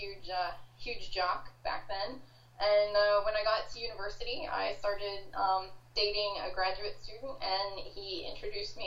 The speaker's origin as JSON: {"language": "English", "region": "Washington D.C. Northern Virginia area", "country": "United States", "tie": "born or raised there", "accent": "Southern", "moved": "as an adult", "lives_now": "Australia", "said": "So I am American, born and raised. Okay. I grew up in the Washington D.C. Northern Virginia area. So you guys might hear a little bit of a Southern accent every now and again"}